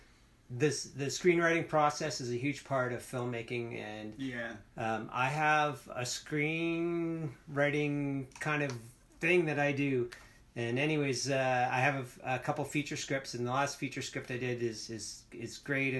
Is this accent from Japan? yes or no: no; Alberta, Canada; moved away; also born or lived in British Columbia; I was born and raised, I was born in Alberta. And, okay. But I lived in BC for a long time